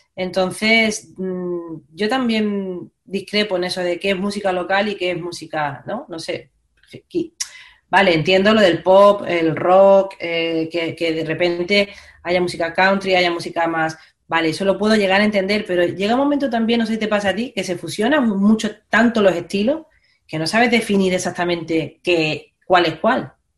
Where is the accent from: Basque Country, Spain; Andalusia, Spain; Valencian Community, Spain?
Andalusia, Spain; Málaga; moved away as an adult; now in Madrid, Spain; yo soy de Málaga, me vengo a vivir a Madrid